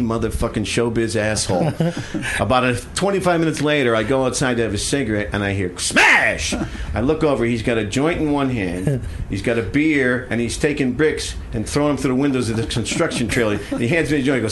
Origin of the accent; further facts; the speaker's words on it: Connecticut, United States; moved away as an adult; also born or lived in Chicago; from Connecticut